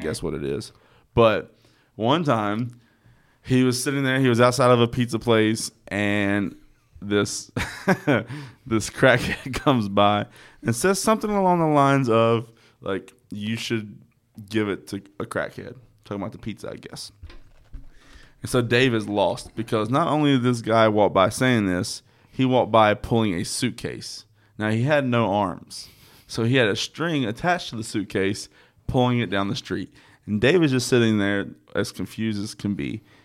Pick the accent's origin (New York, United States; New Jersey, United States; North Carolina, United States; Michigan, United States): North Carolina, United States; Statesville; now in Charlotte, United States; I'm from Statesville